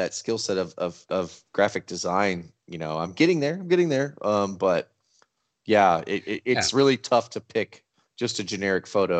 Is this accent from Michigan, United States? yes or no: no; Texas, United States; Being a Texan of our age